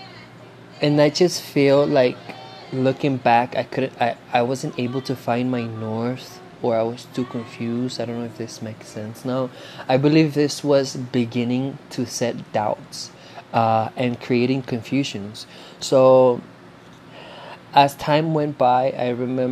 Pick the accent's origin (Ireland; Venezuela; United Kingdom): Venezuela; English is a second language; moved away; Growing up in Venezuela